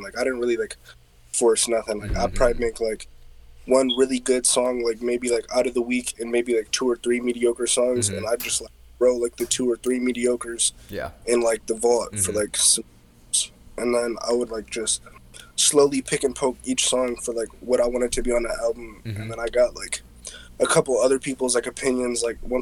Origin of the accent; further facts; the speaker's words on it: Ohio, United States; when I went to college in Cincinnati, because I'm from Ohio.